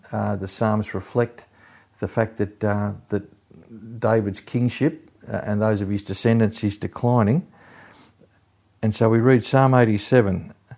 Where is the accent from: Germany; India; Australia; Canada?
Australia; also born or lived in England; I was born in England in nineteen fifty-nine, but my parents, uh, came out to Australia when I was only six months old